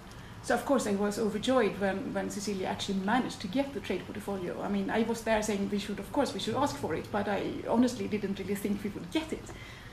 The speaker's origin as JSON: {"language": "English", "town": "Gothenburg", "region": "Västra Götaland", "country": "Sweden", "tie": "born or raised there", "second_language": "English", "said": "In Gothenburg, in Sweden."}